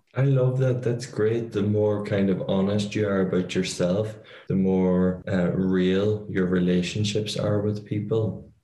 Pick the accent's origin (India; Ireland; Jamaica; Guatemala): Ireland; being Irish